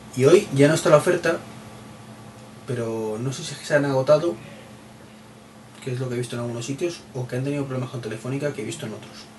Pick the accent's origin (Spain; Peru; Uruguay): Spain; Madrid, Community of Madrid; soy de Madrid